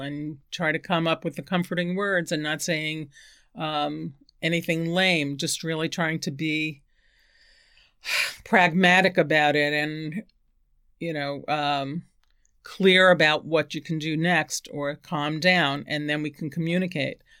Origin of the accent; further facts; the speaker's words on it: New York City, New York, United States; also born or lived in Bronx, New York / Queens, New York / San Francisco, California; I was born in the Bronx, and my family of six moved to Queens when I was eleven